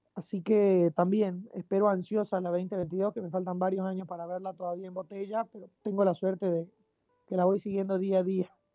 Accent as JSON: {"language": "Spanish", "region": "Jujuy", "country": "Argentina", "said": "en Jujuy, por ahí que es el lugar de donde, de donde soy"}